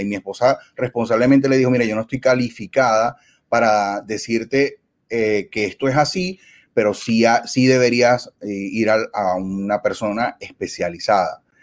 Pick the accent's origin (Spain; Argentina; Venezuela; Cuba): Venezuela; moved away as an adult; somos inmigrantes en Venezuela, somos venezolanos y allá teníamos otra vida